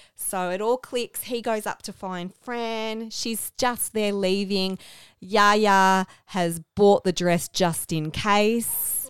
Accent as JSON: {"language": "English", "town": "Melbourne", "region": "Victoria", "country": "Australia", "accent": "Australian", "said": "we're from the Melbourne suburbs"}